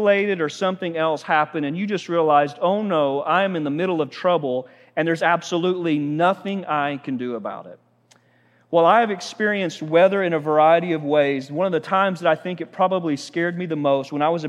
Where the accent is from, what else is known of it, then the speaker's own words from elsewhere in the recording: Oklahoma, United States; we're from Oklahoma